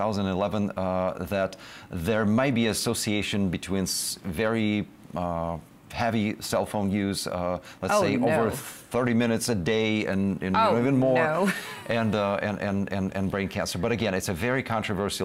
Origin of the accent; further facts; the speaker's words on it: Russia; moved away as an adult; also born or lived in Israel; now in United States; I'm coming from Russia